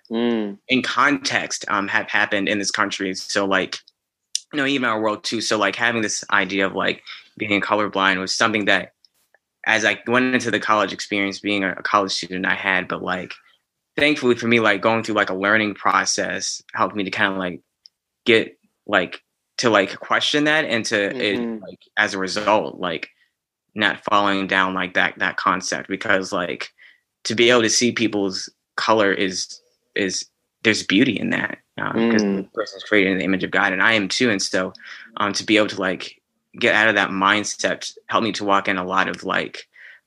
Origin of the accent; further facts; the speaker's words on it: Chesterfield, Virginia, United States; I grew up right outside Richmond in Chesterfield.